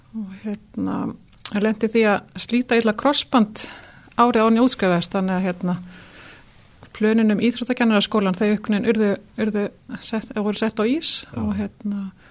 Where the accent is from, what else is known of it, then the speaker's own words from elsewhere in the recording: Dalasýsla, Western Region, Iceland; ég er sem sagt eh, fætt á uppbóleinu vestur í Dalasíslu mm. fóreldra mínir voru þar bændur